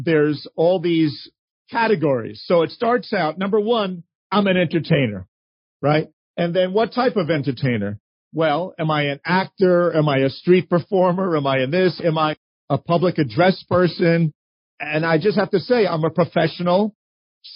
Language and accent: English; New York, United States; as a kid growing up in New York